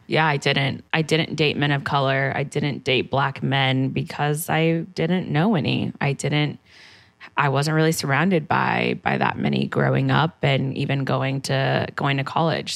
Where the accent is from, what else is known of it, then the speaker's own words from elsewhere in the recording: San Antonio, Texas, United States; also born or lived in San Diego, California; now in New York, United States; I'm from Texas